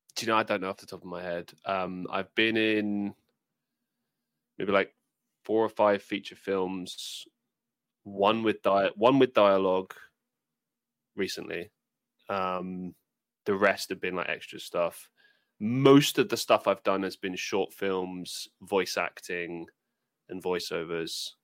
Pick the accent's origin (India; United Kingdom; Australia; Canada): United Kingdom; for me as a British person